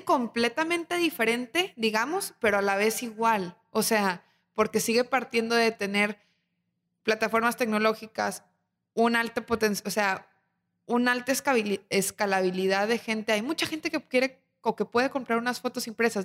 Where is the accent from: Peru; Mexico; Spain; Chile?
Mexico; Torreón, Coahuila; now in Monterrey, Mexico; yo vengo de Torreón y Torreón tiene más de cien años